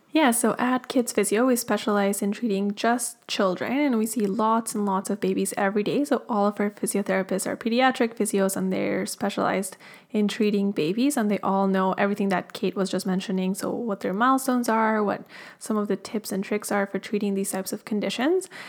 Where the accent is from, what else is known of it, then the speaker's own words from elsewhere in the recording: Colombia; moved away; I'm originally from Colombia in South America